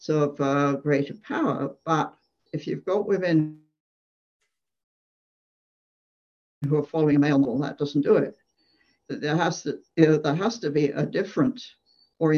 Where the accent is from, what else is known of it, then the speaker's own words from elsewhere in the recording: England, United Kingdom; moved away as an adult; I grew up in England, and as a child, I used to play on my grandparents' farm